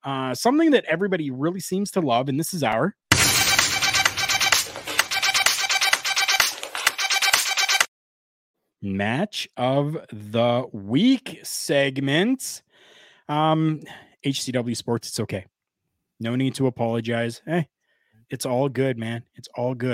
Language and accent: English; Canada; I'm Canadian